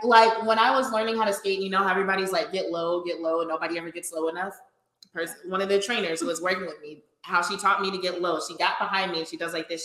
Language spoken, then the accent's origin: English; Louisiana, United States; now in Austin, United States; I grew up in Louisiana. I still feel very connected to my home state